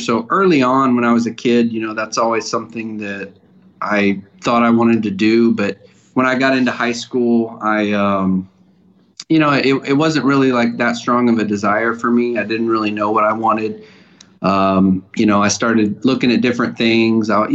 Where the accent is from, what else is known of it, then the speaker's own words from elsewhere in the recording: Austin, Texas, United States; I was born and raised in Austin, Texas. I've lived here my entire life